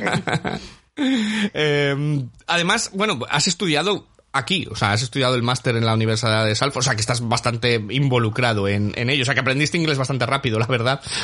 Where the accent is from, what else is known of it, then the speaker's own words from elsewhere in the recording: Valladolid, Castile and León, Spain; now in Manchester, United Kingdom; yo soy de Valladolid.